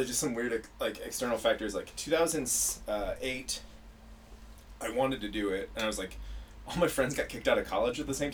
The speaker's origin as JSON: {"language": "English", "town": "Cedar Rapids", "region": "Iowa", "country": "United States", "tie": "born or raised there", "also_born_or_lived": "San Diego", "moved": "as an adult", "lives_now": "Los Angeles, United States", "said": "I did one open mic in my hometown of Cedar Rapids, Iowa"}